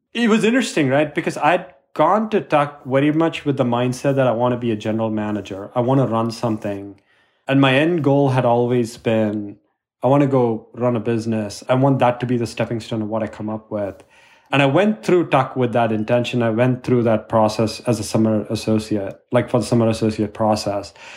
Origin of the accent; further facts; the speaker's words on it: India; I was growing up in India